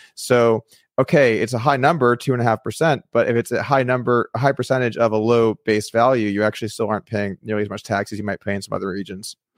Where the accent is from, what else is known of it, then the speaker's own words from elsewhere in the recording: California, United States; moved away as an adult; also born or lived in Las Vegas; now in Texas, United States; I was born in California, I grew up in California